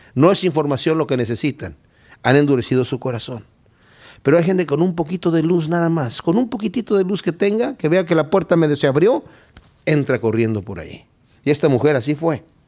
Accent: Querétaro, Mexico; Yo soy de Querétaro, México

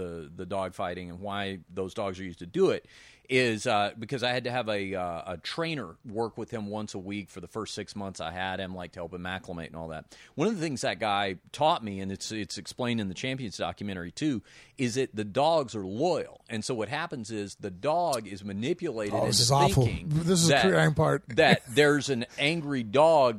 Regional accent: Dallas, Texas, United States; I'm from Dallas originally

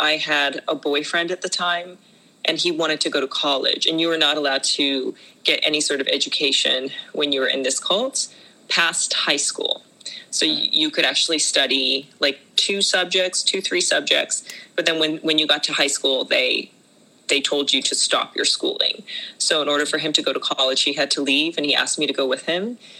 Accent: Japan; moved away as an adult; also born or lived in China; So I was born in China and I was raised in Japan, and I actually grew up in a cult called the Children of God.

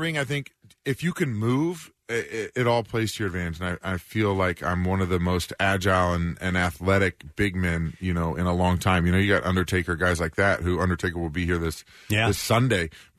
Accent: Kansas City, United States; I'm from Kansas City

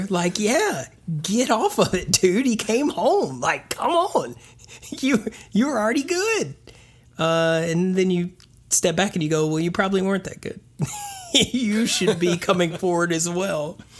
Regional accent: the South, United States; because I'm from the South.

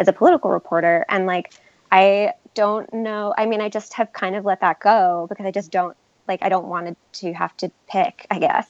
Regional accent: New York, United States; I'm from New York and my parents, like, I grew up in a union household

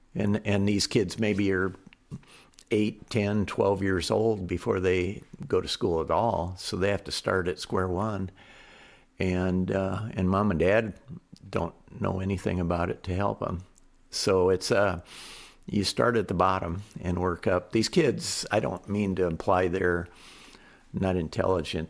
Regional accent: United States; being an American

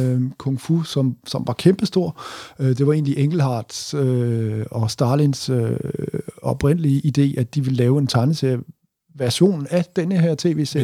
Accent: Southern Jutland, Southern Denmark, Denmark; jeg er vokset op i Sønderjylland

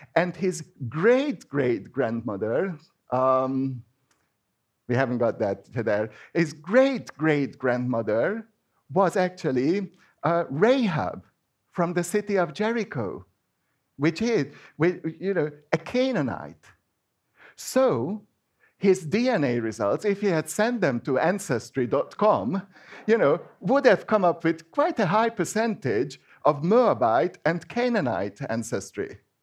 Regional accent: Hungary; first language Hungarian; English is a second language; moved away; I am Hungarian because Hungarian is my first language.

